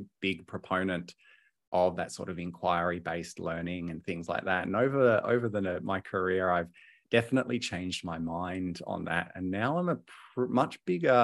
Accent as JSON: {"language": "English", "town": "Hobart", "region": "Tasmania", "country": "Australia", "tie": "born or raised there", "moved": "yes", "lives_now": "Melbourne, Australia", "said": "I was born and raised in Hobart. I'm a Tassie boy"}